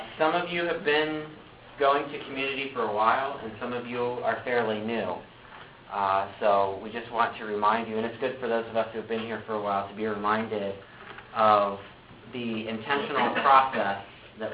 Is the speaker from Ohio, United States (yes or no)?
yes; Ohio, United States; moved away as an adult; now in Michigan, United States; So I actually moved here to Michigan. I'm from Ohio.